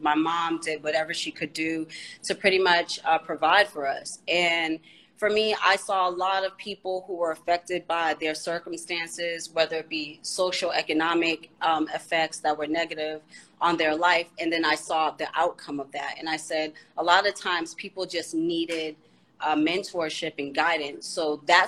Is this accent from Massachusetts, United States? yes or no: yes; Boston, Massachusetts, United States; also born or lived in Washington, D.C.; I grew up in Boston, Massachusetts.